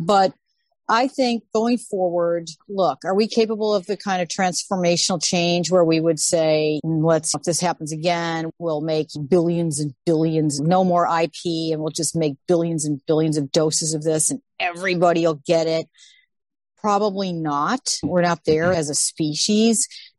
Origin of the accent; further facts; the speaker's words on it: Midwest, United States; I maybe because I'm a Midwesterner